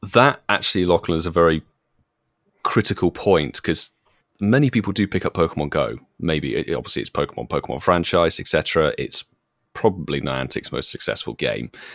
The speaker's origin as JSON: {"language": "English", "country": "United Kingdom", "said": "being British"}